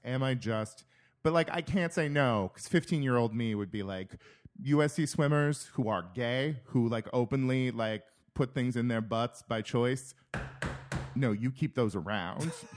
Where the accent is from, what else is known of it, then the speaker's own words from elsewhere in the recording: California, United States; moved away as an adult; also born or lived in Minnesota; my hometown, we farm nuts and we farm prunes and peaches